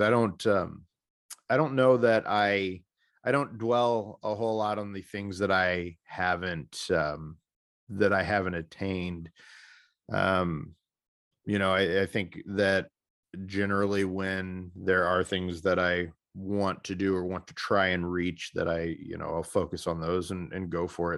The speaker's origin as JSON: {"language": "English", "region": "Missouri", "country": "United States", "tie": "born or raised there", "said": "my home state of Missouri"}